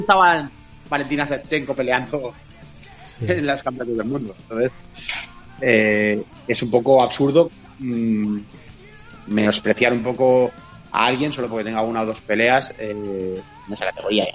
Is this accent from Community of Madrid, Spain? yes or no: no; Catalonia, Spain; somos los catalanes